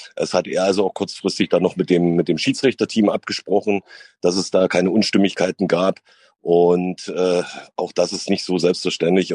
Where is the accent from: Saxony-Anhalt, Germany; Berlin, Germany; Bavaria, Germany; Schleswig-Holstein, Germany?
Saxony-Anhalt, Germany; Sandersdorf; also born or lived in Wolfen; ich bin in Wolfen aufgewachsen, beziehungsweise geboren und in Sandersdorf aufgewachsen